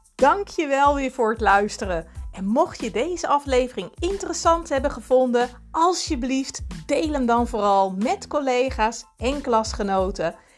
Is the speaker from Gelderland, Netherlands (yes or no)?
no; Reeuwijk, South Holland, Netherlands; ik kom uit Nederland en, eh, bij- uit Reewijk, vlakbij Gouda